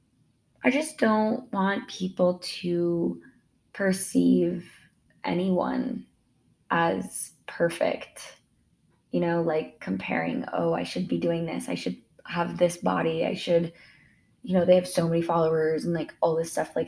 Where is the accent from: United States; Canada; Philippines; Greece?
United States; Spokane, Washington; I grew up in Spokane, Washington